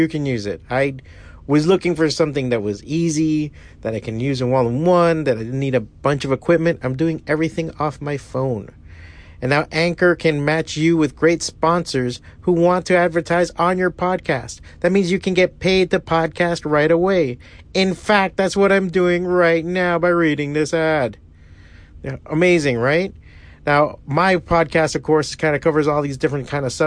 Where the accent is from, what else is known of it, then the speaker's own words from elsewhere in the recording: Hialeah, Florida, United States; I was born and raised in Hialeah, out of Miami